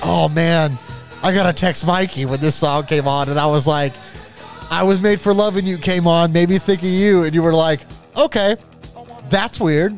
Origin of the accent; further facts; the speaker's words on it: Jacksonville, Florida, United States; I'm from Jacksonville